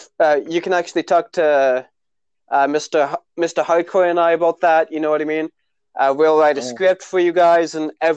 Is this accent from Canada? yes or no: yes; Tisdale, Saskatchewan, Canada; now in Saskatoon, Canada; My friends back in my hometown of Tisdale, Saskatchewan